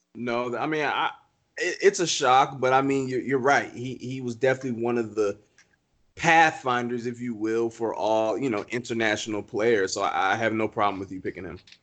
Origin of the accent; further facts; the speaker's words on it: Hampton, Virginia, United States; I'm from Hampton, Virginia, Newport News